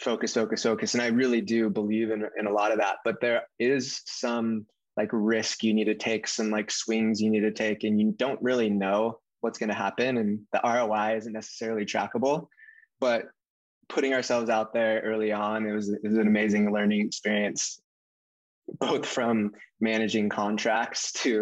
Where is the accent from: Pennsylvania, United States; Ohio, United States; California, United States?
California, United States; Santa Cruz; also born or lived in San Diego; now in Venice, United States; I grew up in Santa Cruz, which is a town just south of San Francisco, a surf town